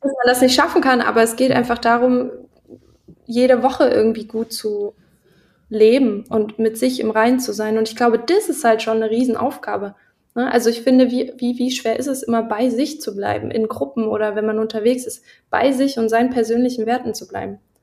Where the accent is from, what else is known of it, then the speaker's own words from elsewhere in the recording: Lusatia, Saxony, Germany; moved away; ich komme ja aus der Gegend, so ein bisschen aus ja. der Lausitz. Also Görlitz, Horka, Niski, ähm, da bin ich so groß geworden. Also in der Teenagerphase